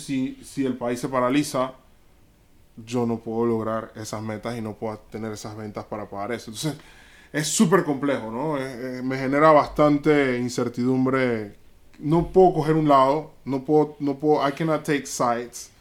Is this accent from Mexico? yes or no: no; Panama; como panameño